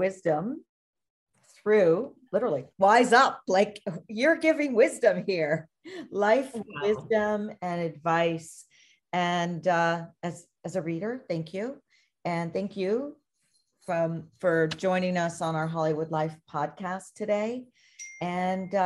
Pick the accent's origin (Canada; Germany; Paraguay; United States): Canada; as a Canadian